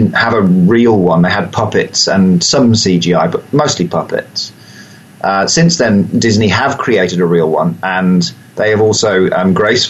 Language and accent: English; Wellington, New Zealand; my hometown here in Wellington